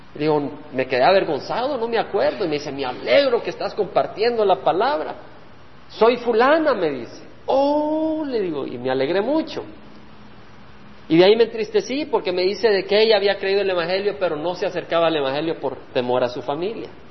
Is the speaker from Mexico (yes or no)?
no; El Salvador; moved away; Cuando yo dejé El Salvador, y vine a esta tierra, El Salvador era mi tierra